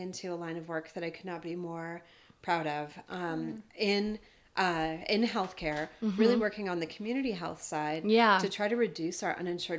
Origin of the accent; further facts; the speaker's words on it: North Dakota, United States; I was raised in North Dakota.